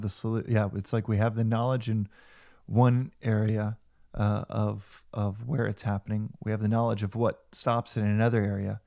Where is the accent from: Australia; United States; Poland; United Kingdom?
United States; also born or lived in South Africa; as American